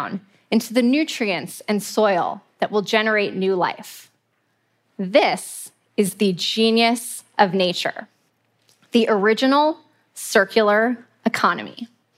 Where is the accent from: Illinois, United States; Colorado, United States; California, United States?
California, United States; Muir Beach; I grew up in Muir Beach, California, and I spent hours as a kid exploring the beautiful trails